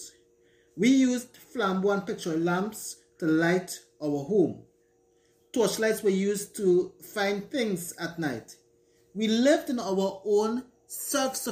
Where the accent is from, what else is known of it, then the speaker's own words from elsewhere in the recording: Tamana, Trinidad & Tobago; Growing up in Tamana, rural Trinidad